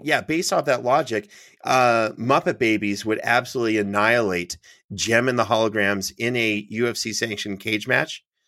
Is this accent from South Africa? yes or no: no; Canada; moved away; I'm from Canada